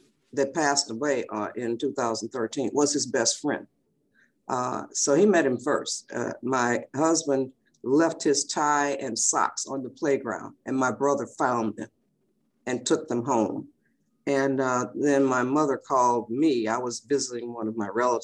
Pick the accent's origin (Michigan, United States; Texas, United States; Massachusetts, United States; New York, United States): Michigan, United States; Detroit; I was born and raised in Detroit, Michigan in 1944